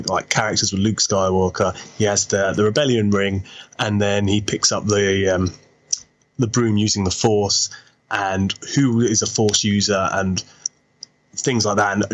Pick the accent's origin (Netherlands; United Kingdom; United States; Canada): United Kingdom; I'm British